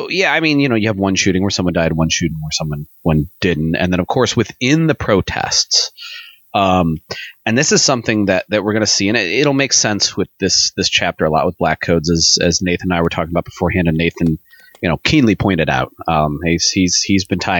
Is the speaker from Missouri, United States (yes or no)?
yes; St. Louis, Missouri, United States; this is not like when I drive into St. Louis and say, well, I'm from St. Louis.